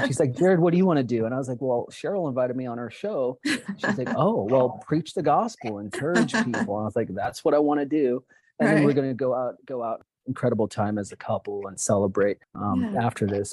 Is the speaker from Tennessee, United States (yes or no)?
no; Oregon, United States; I grew up in Oregon many years ago